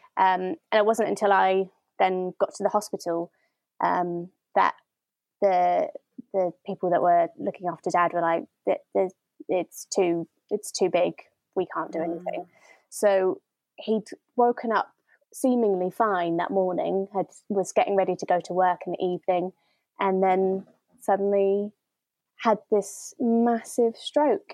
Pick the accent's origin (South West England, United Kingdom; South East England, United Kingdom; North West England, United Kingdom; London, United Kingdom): South West England, United Kingdom; Bristol; I am from Bristol.